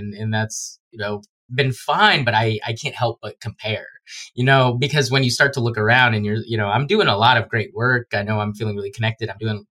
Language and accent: English; Guyana; You know, when I tell people I'm from Guyana, I had a lot of people just saying, oh, like thought I was making fun of being like a guy from like a random country.